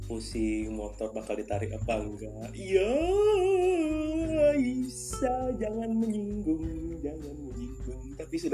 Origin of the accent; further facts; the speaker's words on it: Denpasar, Bali, Indonesia; kita tahu sebagai warga Bali lebih tepatnya warga Denpasar